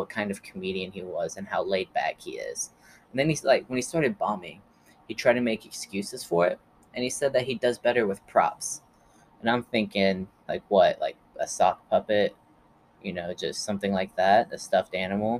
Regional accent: Stilwell, Oklahoma, United States; moved away; my hometown, Stillwell, Oklahoma

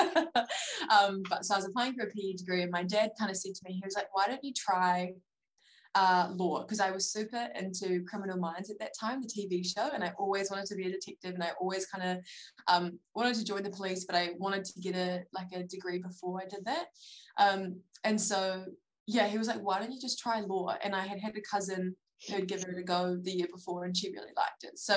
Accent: Palmerston North, Manawatū-Whanganui, New Zealand; moved away as an adult; now in Dunedin, New Zealand; I grew up in Palmerston North, so it's kind of a central North Island kind of area

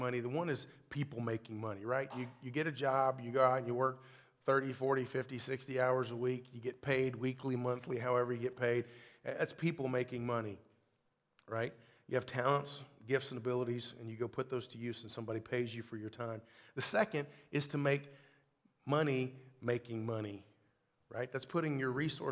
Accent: Kentucky, United States; moved away; I'm from Kentucky. Stockyard is a whole other thing where I come from

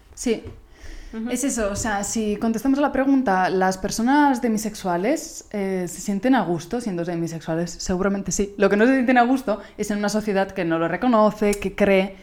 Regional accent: Italy; Spanish is a second language; moved away; soy italiana

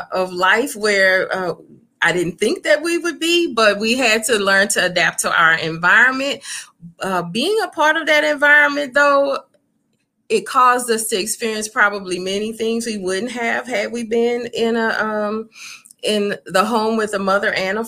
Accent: Baton Rouge, Louisiana, United States; moved away; being raised in Louisiana

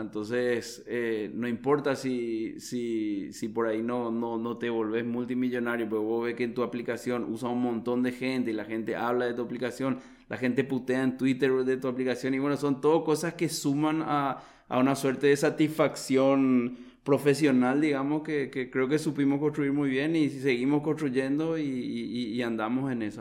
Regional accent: Paraguay; yo soy un profesional paraguayo también

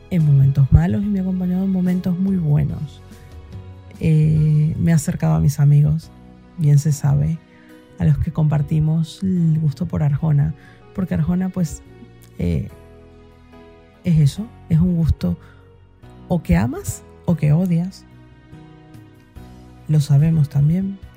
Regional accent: Venezuela; now in Spain; mm, soy venezolana y ahora vivo en España desde hace más de 12 años.

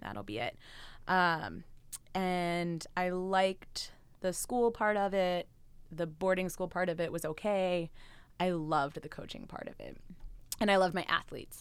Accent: West Chester, Pennsylvania, United States; moved away as an adult; also born or lived in New Jersey / San Francisco; I grew up uh, outside Philadelphia in Westchester, Pennsylvania.

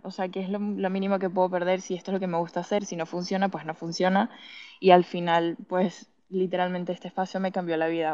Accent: Venezuela; moved away as an adult; now in Madrid, Spain; nací y me crié en Venezuela.

